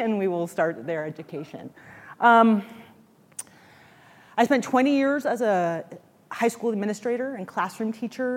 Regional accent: San Francisco, California, United States; I grew up in San Francisco, California

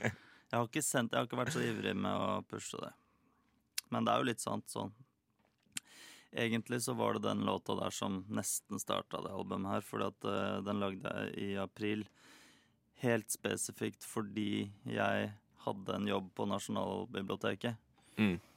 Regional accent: Australia; Norwegian is a second language; also born or lived in Netherlands / Africa; now in Norway; Jeg har vokst opp i, eh, i Australia og Holland og Afrika. Ja. Så eh, engelsk var veldig naturlig for meg, da.

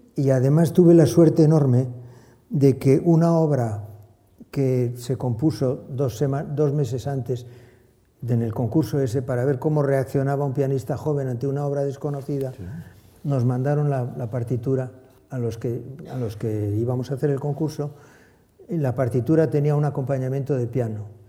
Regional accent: Bilbao, Basque Country, Spain; moved away as an adult; also born or lived in Saint-Jean-de-Luz; now in Dallas, United States; la tierra donde ha nacido, donde ha pasado su, su infancia, donde ha pasado su adolescencia

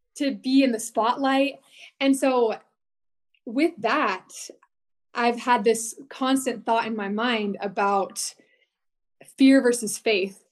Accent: Washington, United States; moved away as an adult; also born or lived in British Columbia, Canada; now in Utah, United States; I grew up in Washington State

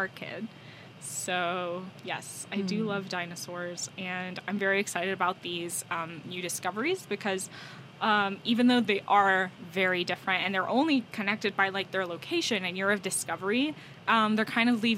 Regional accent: United States; as an American

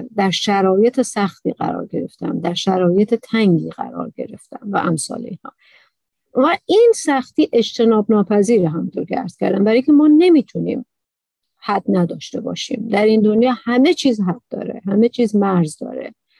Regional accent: Iran; تو ایران به دنیا آمدم تو عربستان نیستم

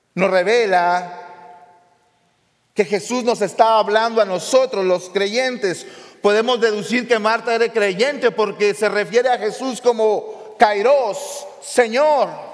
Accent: the border, Mexico; en México, en el lugar de donde yo soy, la frontera

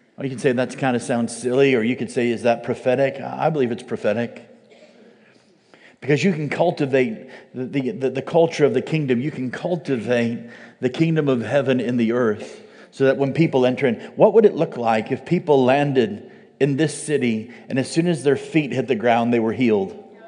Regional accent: United States; as an American

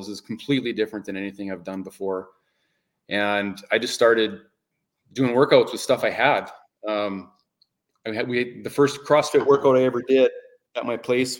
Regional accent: Canada; I love the change of seasons that we have in Canada

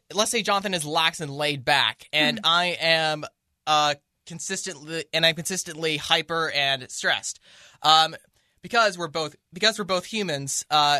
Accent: Mercer Island, Washington, United States; Even though we're from Mercer Island.

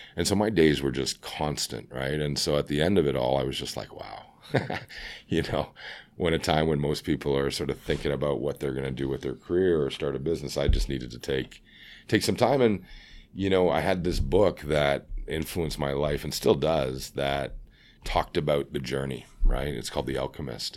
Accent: Scarborough, Ontario, Canada; now in Vancouver, Canada; I'm from, uh, Scarborough

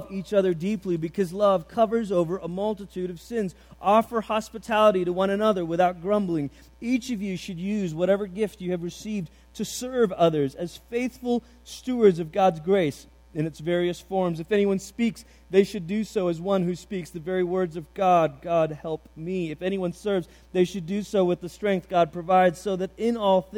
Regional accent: Malaysia; the church that I grew up in Malaysia

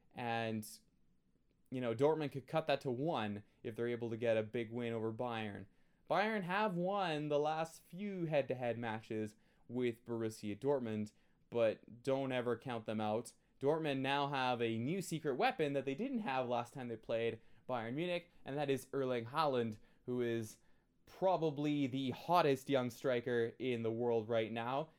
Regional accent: Canada; I'm Canadian

